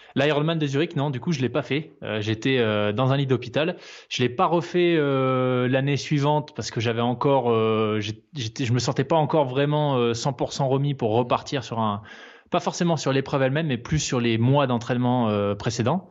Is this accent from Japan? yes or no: no; Provence-Alpes-Côte d'Azur, France; also born or lived in New Caledonia / Switzerland; now in Aix-en-Provence, France; J'ai grandi en Nouvelle-Calédonie, puis ensuite, une fois qu'on était euh, de retour en France métropolitaine, sur la Côte d'Azur.